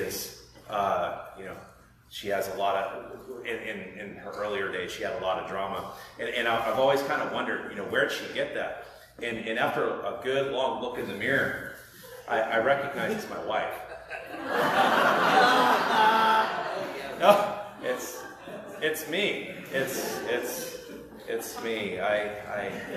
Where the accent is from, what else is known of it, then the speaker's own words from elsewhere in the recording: the East, East Coast, United States; I'm from the East. We hug in the East